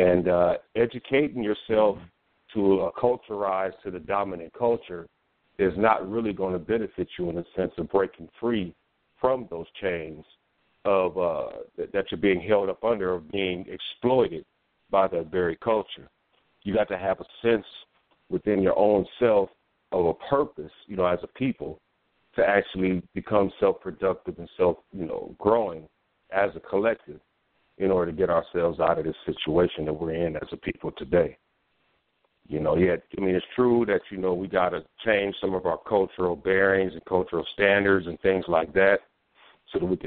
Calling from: Omaha, Nebraska, United States; I'm calling from Omaha, Nebraska.

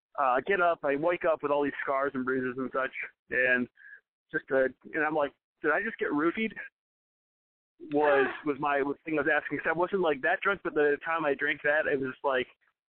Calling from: Champaign, Illinois, United States; It's a small town in central Illinois.

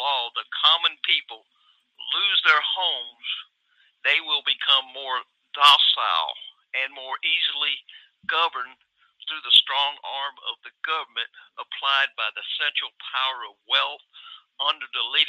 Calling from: Atlanta, Georgia, United States; from Atlanta. How you doing this evening?

